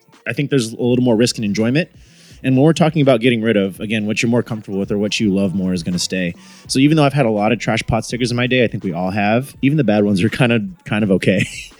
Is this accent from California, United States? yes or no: yes; Sacramento, California, United States; moved away; Growing up in Sacramento as a Chinese American from there